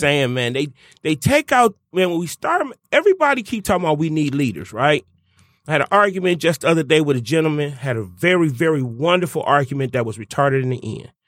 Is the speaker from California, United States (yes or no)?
no; Detroit, Michigan, United States; I'm from Detroit. You know what I'm saying? The blackest city in America